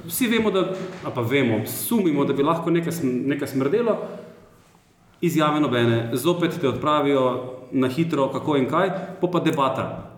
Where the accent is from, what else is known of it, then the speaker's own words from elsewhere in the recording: Maribor, Drava, Slovenia; jaz sem iz Maribora, tukaj sem odraščal